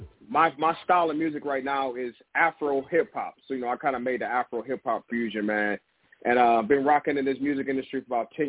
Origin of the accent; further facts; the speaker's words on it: Detroit, Michigan, United States; moved away as an adult; also born or lived in Africa; now in Los Angeles, United States; I'm originally from Detroit, Michigan, man. I moved out to L.A. about 11 years ago, so I'm out here in Cali still.